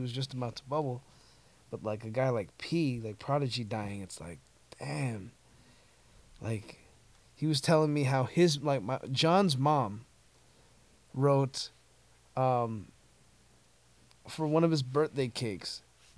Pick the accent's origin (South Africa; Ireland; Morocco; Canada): Canada; Toronto, Ontario; I grew up on K Block, or at the time we just called it, it was just 3190, Kingston Road and like Bellamy McCown area